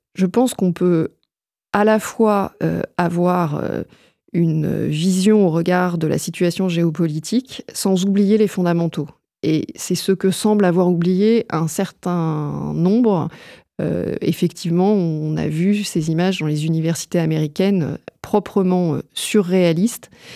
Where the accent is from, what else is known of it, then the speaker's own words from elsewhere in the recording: France; chez nous en France